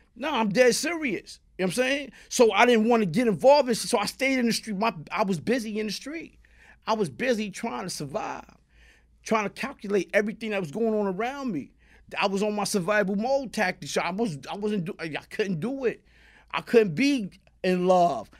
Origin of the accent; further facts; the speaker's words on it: New York City, New York, United States; Born and raised, three three six Blake.